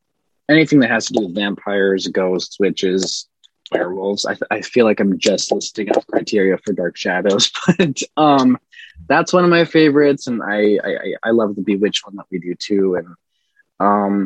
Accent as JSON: {"language": "English", "region": "Minnesota", "country": "United States", "tie": "born or raised there", "moved": "yes", "lives_now": "Connecticut, United States", "said": "my hometown's in Minnesota and I'm in Connecticut at the moment"}